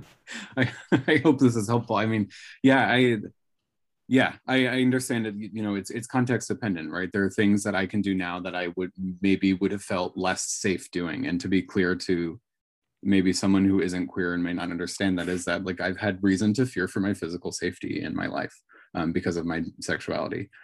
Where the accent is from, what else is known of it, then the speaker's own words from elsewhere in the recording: Northern California, United States; now in Washington, United States; I come from Northern California, so I think it was fairly gay friendly even, you know, at the time, um, that I was in school